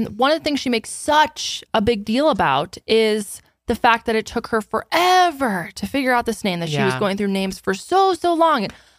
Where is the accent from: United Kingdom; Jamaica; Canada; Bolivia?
Canada; I'm a Canadian, but the vast majority of my demographic is in the U.S.